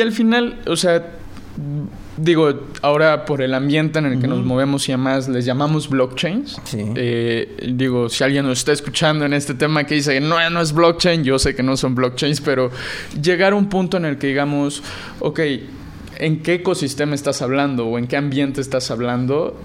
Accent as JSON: {"language": "Spanish", "region": "Puebla", "country": "Mexico", "said": "yo soy de Puebla"}